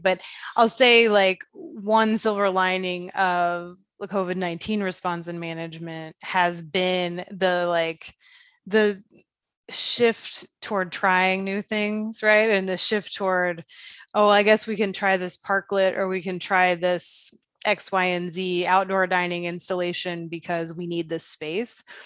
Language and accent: English; Dayton, Ohio, United States; moved away; My hometown of Dayton, Ohio, which I am sorry to say is not a Main Street community